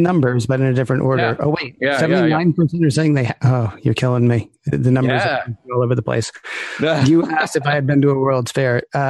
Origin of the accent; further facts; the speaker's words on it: Nashville, Tennessee, United States; growing up in Nashville, Tennessee